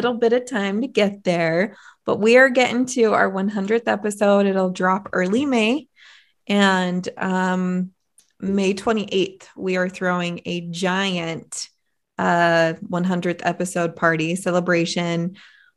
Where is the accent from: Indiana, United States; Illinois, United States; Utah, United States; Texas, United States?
Utah, United States; South Jordan; also born or lived in Southern California; now in Ogden, United States; born in California, Southern California. Moved to Utah when I was about junior high and went to Bingham High. So grew up all in right. South Jordan.